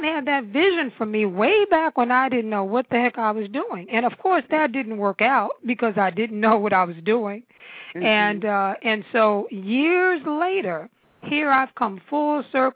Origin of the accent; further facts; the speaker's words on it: New York, United States; now in Washington metropolitan area, United States; I was born and raised in New York, in Harlem. I'm a Harlem girl.